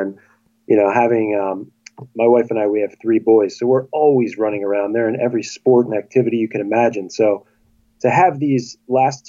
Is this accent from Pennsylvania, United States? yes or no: yes; Chalfont, Pennsylvania, United States; I am a 41-year-old high school teacher from Chalfont, Pennsylvania, which is just outside of Philadelphia